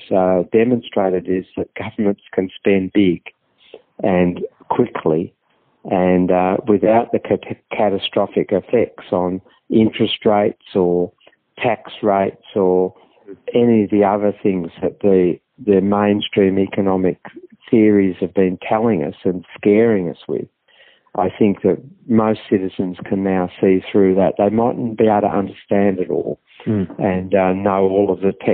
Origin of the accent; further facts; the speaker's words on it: Victoria, Australia; I'm from Victoria